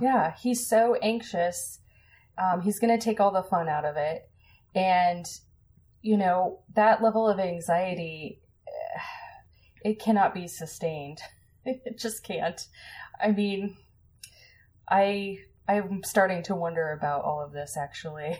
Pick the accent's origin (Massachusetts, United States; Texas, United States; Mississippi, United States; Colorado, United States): Colorado, United States; I grew up in Colorado